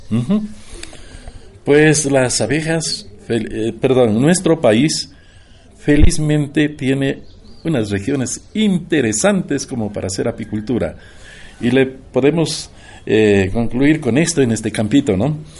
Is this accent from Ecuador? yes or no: yes; Carchi, Ecuador; now in Atacames, Ecuador; Y vengo de Atacames, pero soy de la provincia del Carchi, allá nací. Pero en Atacames he hecho mi vida como profesor. durante cuarenta años